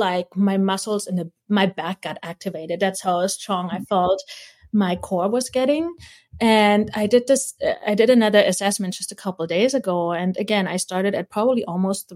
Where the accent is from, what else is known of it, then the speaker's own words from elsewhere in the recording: East Germany, Germany; moved away; also born or lived in Hawaii; I was born in East Germany. You got picked from a kindergarten if you had a good, you know, body posture, and we're put in class at a very early age